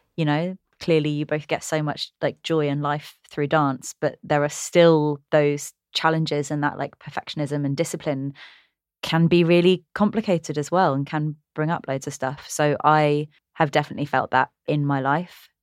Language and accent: English; England, United Kingdom; I'm dual heritage, I'm British and Sri Lankan